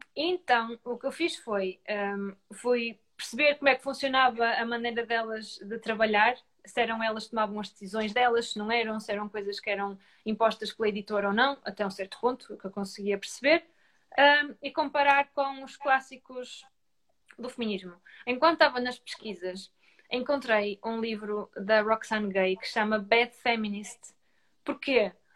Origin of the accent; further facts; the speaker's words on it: Grijó, Norte, Portugal; eu sou de Grijó, eu cresci em Grijó